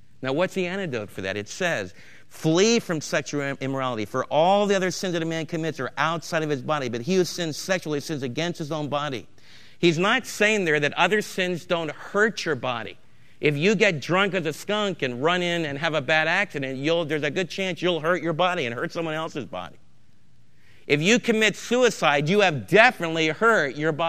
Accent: United States

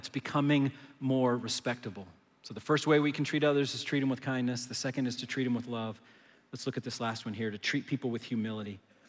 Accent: Manassas, Virginia, United States; now in Dallas, United States; Where I was growing up in Manassas, Virginia, the only time I saw a Lamborghini is when it was on the folder in my Trapper Keeper

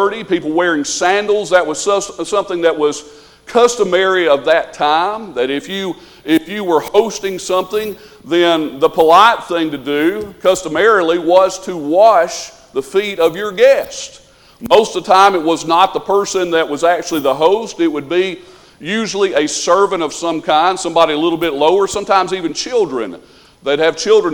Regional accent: the South, United States; we're from the South, so we would say supper

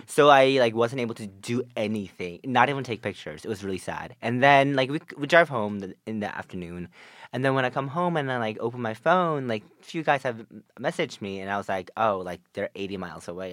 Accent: New Jersey, United States; I'm from North Jersey

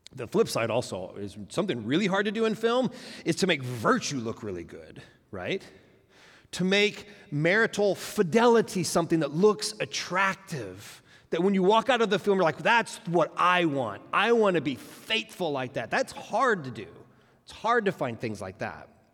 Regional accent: Oklahoma, United States; moved away; also born or lived in Tulsa, Oklahoma; We're from Oklahoma originally

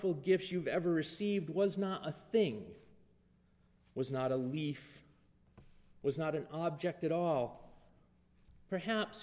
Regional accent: Leominster, Massachusetts, United States; moved away as an adult; now in Texas, United States; my hometown in Leominster

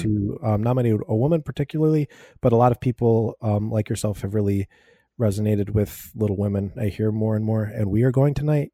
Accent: United States; I'm American

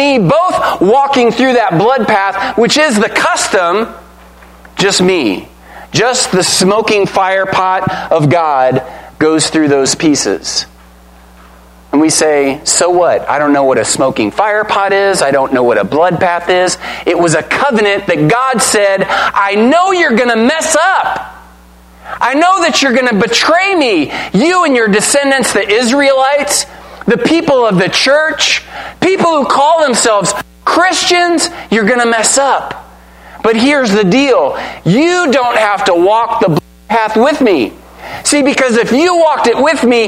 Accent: United States; We're Americans, right? We're Americans!

